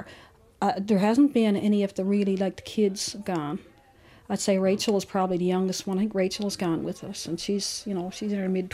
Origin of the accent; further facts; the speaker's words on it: Brighton, Newfoundland and Labrador, Canada; from Brighton.